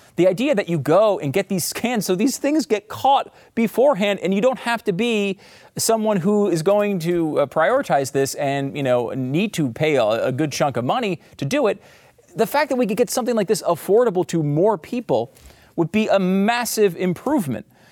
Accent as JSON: {"language": "English", "country": "United States", "said": "As an American"}